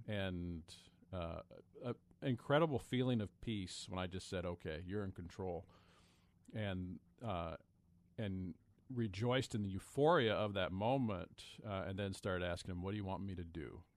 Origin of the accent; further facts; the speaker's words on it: Pullman, Washington, United States; also born or lived in Lansing, Michigan / Cedarville, Ohio / Tacoma, Washington; I was born in Pullman